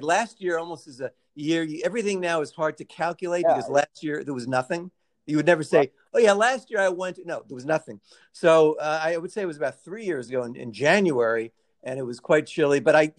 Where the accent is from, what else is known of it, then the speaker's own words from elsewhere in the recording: New York, United States; she saw I was from New York.